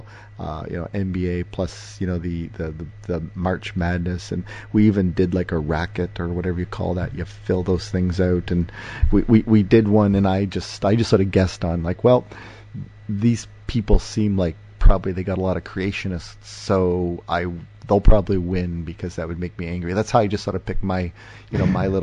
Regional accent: Windsor, Ontario, Canada; I hail from Windsor

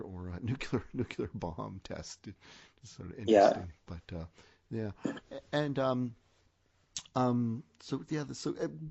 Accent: Canada; also born or lived in South Korea; actually I'm Canadian

